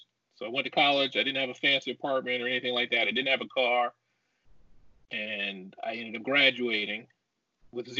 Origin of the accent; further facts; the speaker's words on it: Detroit, Michigan, United States; also born or lived in Charleston, West Virginia / Brooklyn, New York / Farmington Hills, Michigan / Florida State University; My father got an opportunity in Detroit, so that's what took us to Detroit. So I lived there till I was 14, and then we moved to a suburb called Farmington Hills.